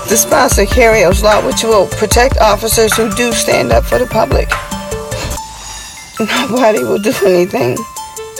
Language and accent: English; Buffalo, New York, United States; I'm from Buffalo, New York